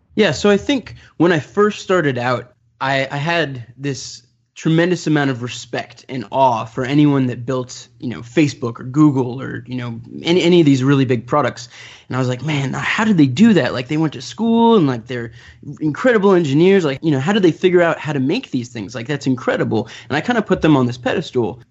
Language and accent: English; Orange County, Southern California, United States; I grew up in Orange County, so Southern California